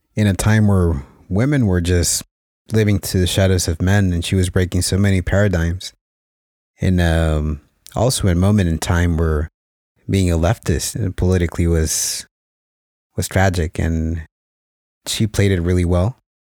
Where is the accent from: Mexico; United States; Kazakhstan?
Mexico; growing up in Mexico